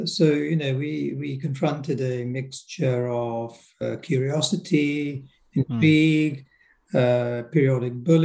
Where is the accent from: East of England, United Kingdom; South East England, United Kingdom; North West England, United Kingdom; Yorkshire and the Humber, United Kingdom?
South East England, United Kingdom; Gillingham; also born or lived in Nairobi, Kenya; I was born in Nairobi in Kenya, and we arrived at the time of the big rush in the 1960s. I was around 10 at the time, so we found ourselves in Gillingham in Kent, and that's where I grew up